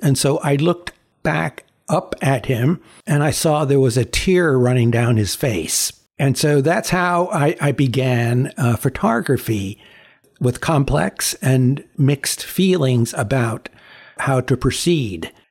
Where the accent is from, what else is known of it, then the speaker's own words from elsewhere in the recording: New York City, New York, United States; first language Chinese; English is a second language; growing up in Chinatown was, um, a, a really different experience from what people typically think about growing up in New York